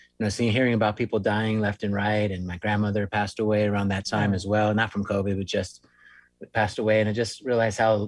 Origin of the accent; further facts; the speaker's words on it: Long Beach, California, United States; moved away as an adult; I am actually originally from Southern California. That's where I spent the majority of my life, over near in Long Beach, near Huntington Beach, Seal Beach, that kind of area